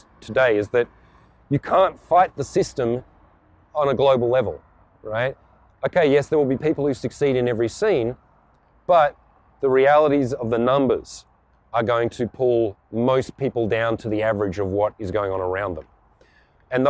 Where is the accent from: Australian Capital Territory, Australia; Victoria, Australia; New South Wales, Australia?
Australian Capital Territory, Australia; Canberra; I was born in Canberra, Australia, the most boring, sterile city in the Southern Hemisphere.